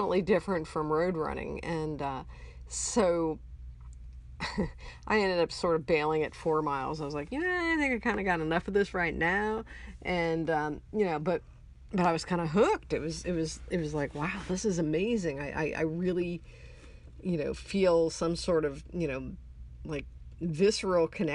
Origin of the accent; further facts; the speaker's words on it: Ohio, United States; I grew up in Ohio and I grew up out in the country.